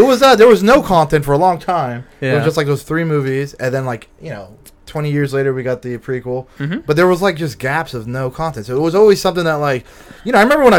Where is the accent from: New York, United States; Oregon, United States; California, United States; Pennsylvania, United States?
Pennsylvania, United States; Philadelphia; moved away; where I grew up in Philly